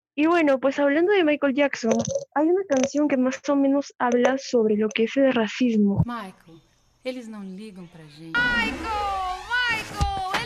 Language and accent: Spanish; Peru; Todos somos peruanos